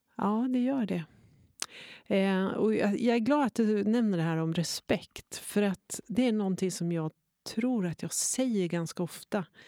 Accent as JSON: {"language": "Swedish", "region": "Norrland", "country": "Sweden", "moved": "yes", "said": "jag är norrlänning, men det är ju inte sant. Jag har inte bott i Norrland på 30 år"}